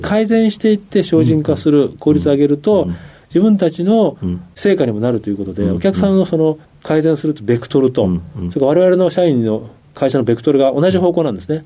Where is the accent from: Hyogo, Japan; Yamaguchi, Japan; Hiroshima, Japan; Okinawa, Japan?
Yamaguchi, Japan; Shimonoseki; moved away as an adult; 18までは山口県のですね下関におりました